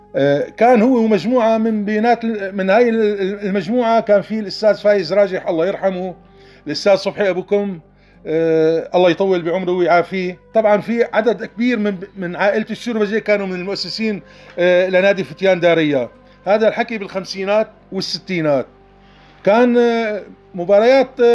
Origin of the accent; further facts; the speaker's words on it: Daraya, Rif Dimashq, Syria; من داريا